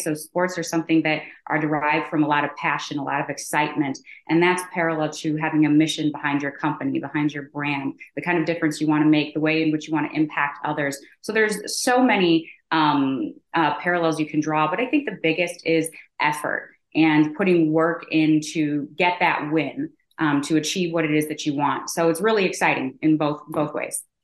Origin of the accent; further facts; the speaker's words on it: Chicago, Illinois, United States; also born or lived in Michigan; born and raised in Chicago